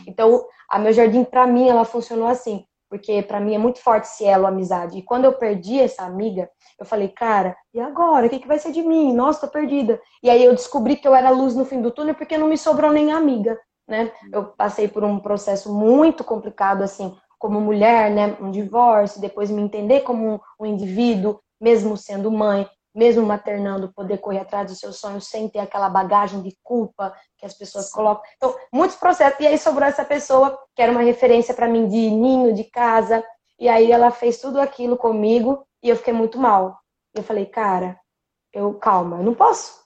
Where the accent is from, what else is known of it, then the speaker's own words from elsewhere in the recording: interior of São Paulo, Brazil; Eu sou do interior de São Paulo, as pessoas da minha cidade, elas tem um pouco disso